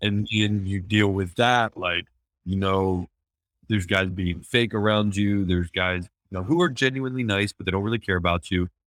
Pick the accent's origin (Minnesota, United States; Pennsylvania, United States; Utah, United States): Pennsylvania, United States; Chambersburg; moved away as an adult; also born or lived in Los Angeles; I was born and raised in Chambersburg, Pennsylvania, a small town on the East Coast